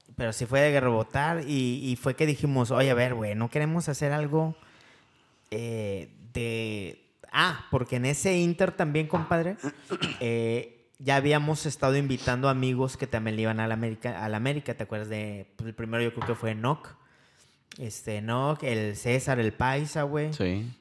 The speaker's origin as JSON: {"language": "Spanish", "region": "Veracruz", "country": "Mexico", "moved": "yes", "lives_now": "Monterrey, Mexico", "said": "vivimos aquí en Monterrey. Eh, yo vengo de Veracruz"}